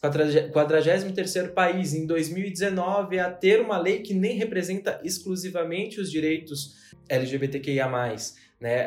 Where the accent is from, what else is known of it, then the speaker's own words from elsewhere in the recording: São Paulo, Brazil; sou paulistano